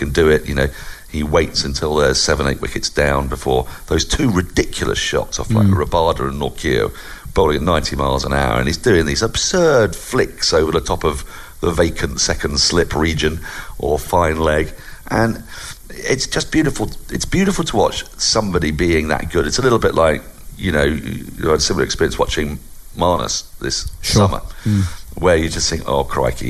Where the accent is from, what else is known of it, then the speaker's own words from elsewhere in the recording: England, United Kingdom; as an Englishman